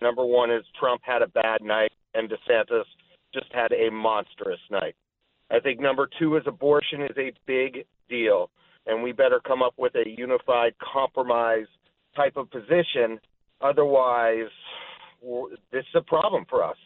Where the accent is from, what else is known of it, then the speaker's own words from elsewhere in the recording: Los Angeles, California, United States; moved away; I'm originally from Los Angeles